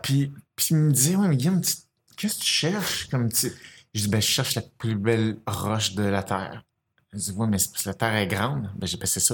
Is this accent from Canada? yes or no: yes; Saint-Basile-le-Grand, Quebec, Canada; je suis né à Saint-Basile-le-Grand, puis mes, parents construisaient des maisons là